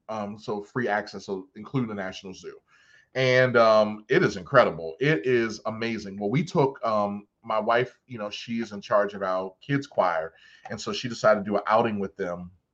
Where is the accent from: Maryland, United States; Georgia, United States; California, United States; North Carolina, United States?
Maryland, United States; Baltimore; I'm from Baltimore